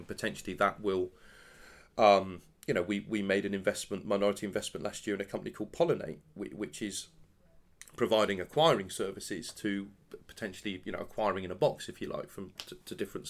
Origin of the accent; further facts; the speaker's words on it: London, United Kingdom; that's the thing that I'm actually most excited about, being a Londoner and working for MasterCard in London.